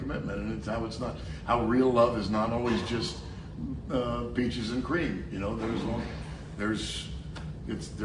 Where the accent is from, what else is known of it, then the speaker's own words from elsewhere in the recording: San Francisco, California, United States; we're from San Francisco.